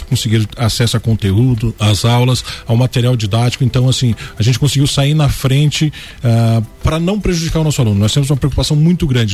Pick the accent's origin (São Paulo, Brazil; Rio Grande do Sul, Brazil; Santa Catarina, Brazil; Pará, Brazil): Santa Catarina, Brazil; Lages; eu conheço a cidade, eu sou lajeano raiz. então, assim, eu amo a minha terra